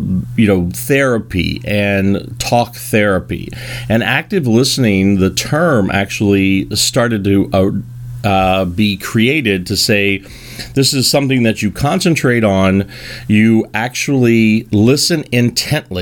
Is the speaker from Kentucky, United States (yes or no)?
yes; Kentucky, United States; I am from Kentucky